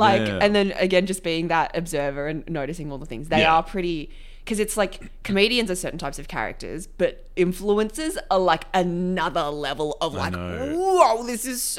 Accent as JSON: {"language": "English", "country": "Australia", "said": "I am Australian"}